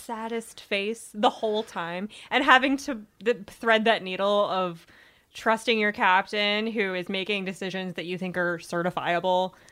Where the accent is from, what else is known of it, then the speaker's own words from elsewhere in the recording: Virginia Beach, Virginia, United States; I grew up in Virginia Beach. My dad was in the Navy